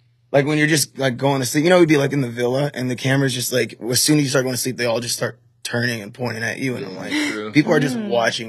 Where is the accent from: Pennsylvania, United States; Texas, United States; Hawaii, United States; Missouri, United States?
Texas, United States; I'm from like a small town in Texas, so it's the complete opposite of what I know back at home.